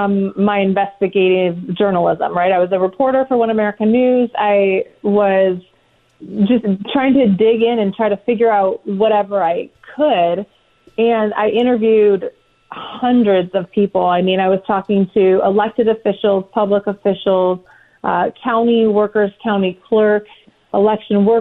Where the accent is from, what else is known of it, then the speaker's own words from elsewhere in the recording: Phoenix, Arizona, United States; moved away; also born or lived in San Diego, California; my home state that I was raised in Phoenix